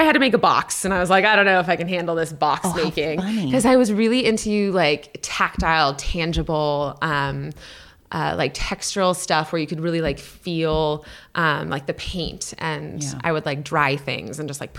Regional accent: Minnesota, United States; also born or lived in Canada; And then we moved to the United States kind of late elementary years. And I grew up in Minnesota before I came to.

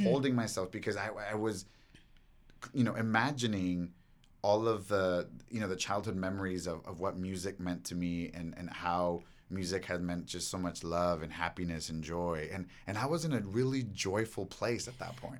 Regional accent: Los Angeles, California, United States; growing up here in, in freaking, uh, L

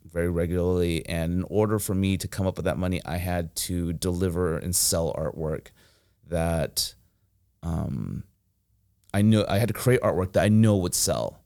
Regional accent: Fresno, California, United States; moved away as an adult; also born or lived in Philadelphia / San Luis Obispo; I grew up in Fresno, and Fresno is, like, a red dot in blue California

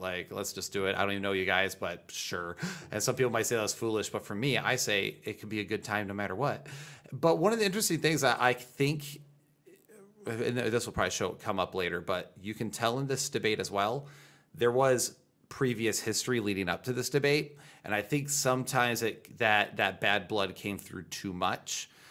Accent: United States; I'm an American

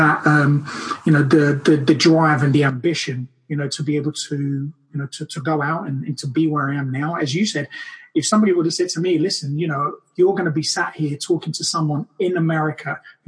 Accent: Brazil; moved away; from the day I was born in Brazil

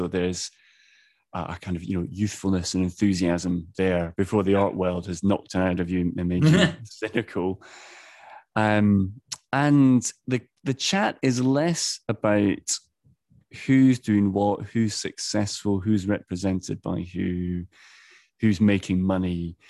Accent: Edinburgh, Scotland, United Kingdom; It's in the Docklands of Edinburgh, my hometown.

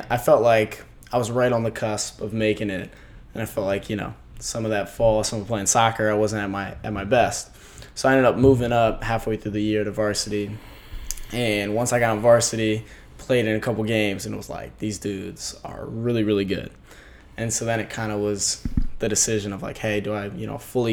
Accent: Annapolis, Maryland, United States; I'm from Annapolis, Maryland

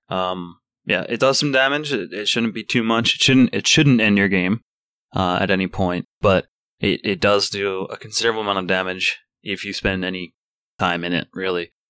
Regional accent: Ireland; I'm Irish myself

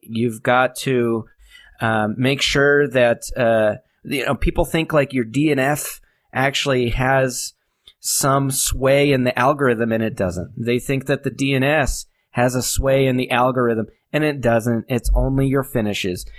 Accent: New Hampshire, United States; also born or lived in Manchester, New Hampshire; I grew up in New Hampshire

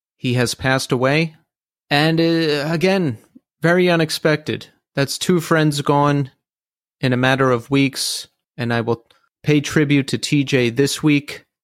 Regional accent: Philadelphia, Pennsylvania, United States; now in New York City, United States; I grew up in the Philadelphia area and then moved to New York City

